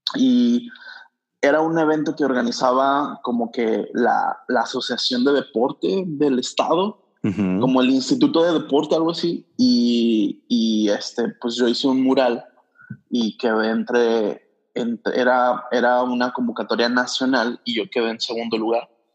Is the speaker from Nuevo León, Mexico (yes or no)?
no; Durango, Mexico; moved away as an adult; also born or lived in Dallas / Los Angeles / Ensenada / Mazatlán; now in Monterrey, Mexico; Yo, yo nací en Durango, Durango. Este, es una ciudad pequeña, un estado grande. Eh, y ahí estuve pues, hasta, los, hasta los 19